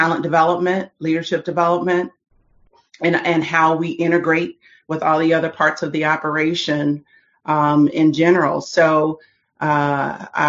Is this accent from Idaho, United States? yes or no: no; Dayton, Ohio, United States; I'm originally from Dayton, Ohio.